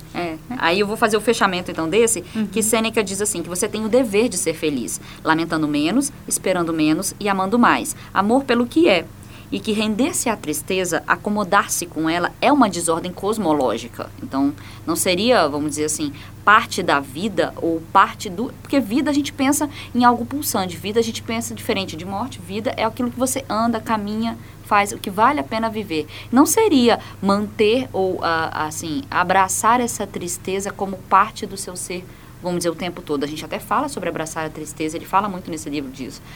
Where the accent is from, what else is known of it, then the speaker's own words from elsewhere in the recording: Maranhão, Brazil; eu nasci até no Maranhão